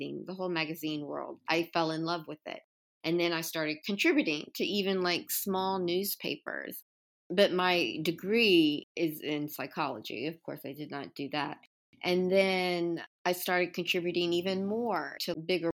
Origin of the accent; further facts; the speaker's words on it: Baton Rouge, Louisiana, United States; also born or lived in New Orleans; now in Los Angeles, United States; we lived in Baton Rouge, which is about 45 minutes outside of New Orleans, and I was raised in New Orleans for the first 5 years of my life, and then we moved to Baton Rouge